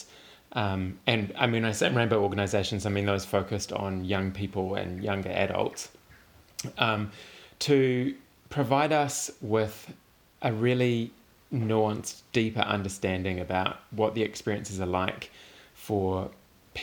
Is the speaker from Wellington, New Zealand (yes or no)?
yes; Makara, Wellington, New Zealand; moved away; I'm originally from Makara, on the west coast of Whanganui Atara